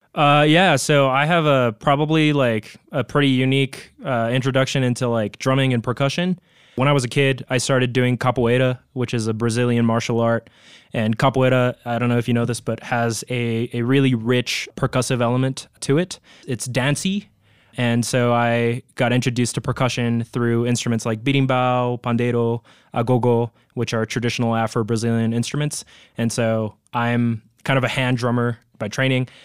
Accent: Tokyo, Japan; moved away as an adult; now in Colorado, United States; I'm originally from Tokyo, Japan, but, uh, really close to my house, actually, there was a capoeira, like, dojo

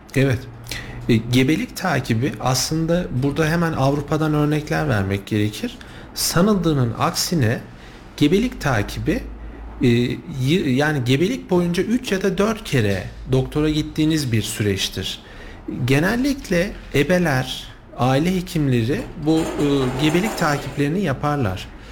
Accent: Kayseri, Kayseri Province, Turkey; also born or lived in Sivas; now in Kayseri, Turkey; aslen Kayseriyeliyim ama, e, yirmi yıla yakındır, e, Sivas'ta da görev yaptım.

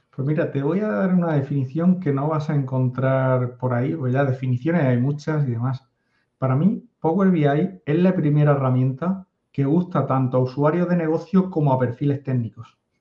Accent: a coastal town in the Murcia area, Region of Murcia, Spain; yo soy una persona que vive en un pueblo de la costa de España de 14.000 habitantes, a 500 kilómetros de Madrid

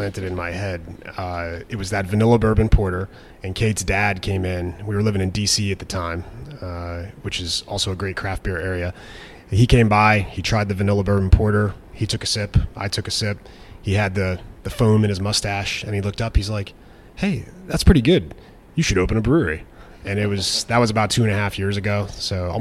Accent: Connecticut, United States; moved away as an adult; also born or lived in Fort Campbell / Washington, D.C.; now in Hopkinsville, United States; I'm originally from Connecticut

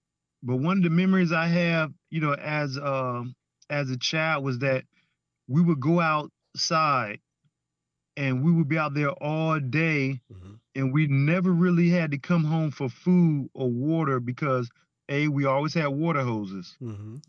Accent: Portsmouth, Virginia, United States; Portsmouth, Virginia. Ain't no question about that.

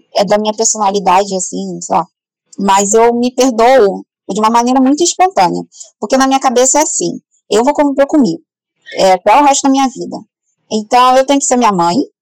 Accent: Rio de Janeiro, Brazil; Eu vim do Complexo do Alemão, que é uma grande favela aqui do, do Rio

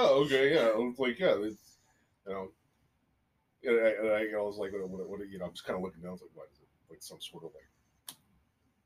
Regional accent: Philippines; moved away; I was born in the Philippines

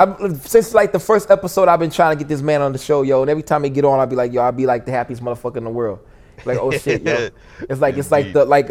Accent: DeSoto, Missouri, United States; I would like to think that I'm an anomaly as well, because I ain't sound like I'm from DeSoto, Missouri, population of 5,000.

